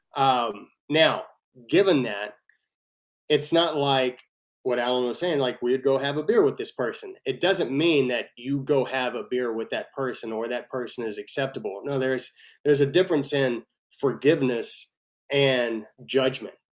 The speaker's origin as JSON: {"language": "English", "region": "Texas", "country": "United States", "said": "I'm a Texan first and then I'm an American"}